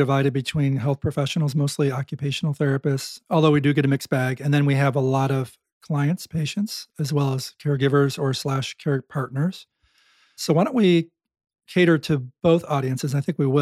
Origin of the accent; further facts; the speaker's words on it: Buffalo, New York, United States; I am from Buffalo